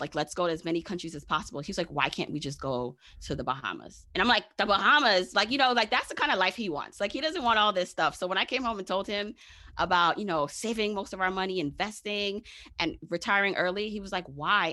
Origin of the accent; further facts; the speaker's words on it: New York City, New York, United States; also born or lived in Jamaica; I am a regular smegula girl from Brooklyn